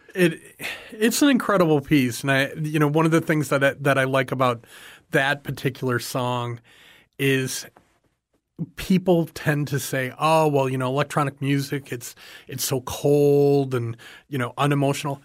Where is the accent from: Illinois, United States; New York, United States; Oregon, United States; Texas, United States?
Illinois, United States; Chicago; now in Everglades City, United States; grew up in the Chicago area